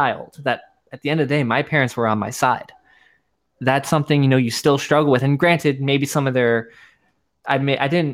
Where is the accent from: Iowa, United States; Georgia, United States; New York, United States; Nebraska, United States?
New York, United States; now in Florida, United States; I was born in New York, man. Like I should be talking like this, eating pizza, all that fun stuff.